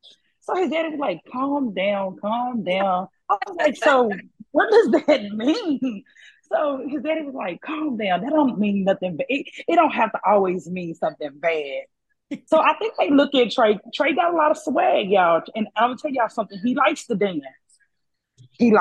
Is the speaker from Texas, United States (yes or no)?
yes; Mahale, Texas, United States; also born or lived in Arlington, Texas / Waco, Texas; I'm from Mahale, Texas, a small town, you know, by Waco.